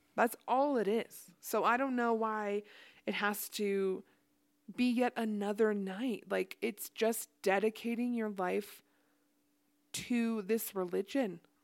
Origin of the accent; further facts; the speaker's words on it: Ohio, United States; also born or lived in Idaho; now in Utah, United States; I was raised in Ohio.